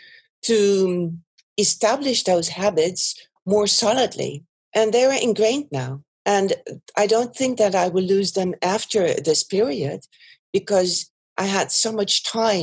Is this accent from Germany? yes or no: yes; Germany; also born or lived in Netherlands / Italy; now in Belgium; by origin, I'm not Belgian. I'm German, and I've lived in the Netherlands for a long time